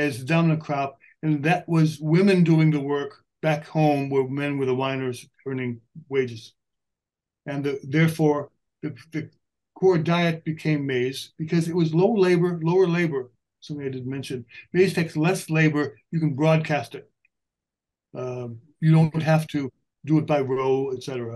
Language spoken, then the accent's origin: English; Illinois, United States; I grew up in Illinois, and Illinois is a big maize producing area